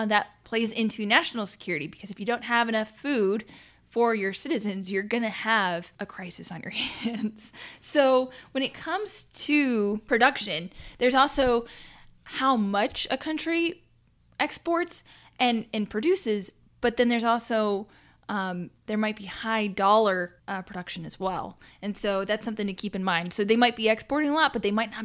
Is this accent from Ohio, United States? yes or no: yes; Ohio, United States; growing up in Ohio